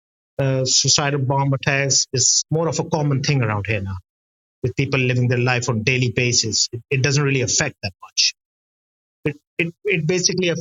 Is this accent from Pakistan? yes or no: yes; Karachi, Sindh, Pakistan; I'm from Pakistan, from a city called Karachi, on the south side of the city, where I'm located